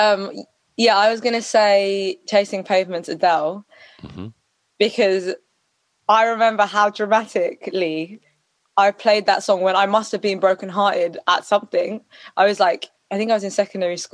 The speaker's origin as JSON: {"language": "English", "region": "London", "country": "United Kingdom", "tie": "born or raised there", "said": "That's where I was at school and everything"}